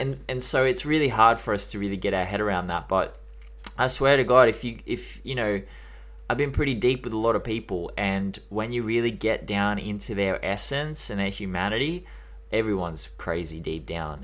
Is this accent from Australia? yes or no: yes; Australia